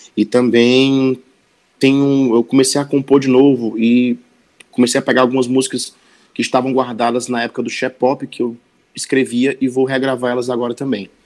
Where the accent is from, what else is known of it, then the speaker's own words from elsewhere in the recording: Sobral, Ceará, Brazil; moved away as an adult; now in Fortaleza, Brazil; eu sou, eu sou sobralense, né? Eu moro em Fortaleza há mais ou menos oito anos, mas eu me cresci e me criei em, em Sobral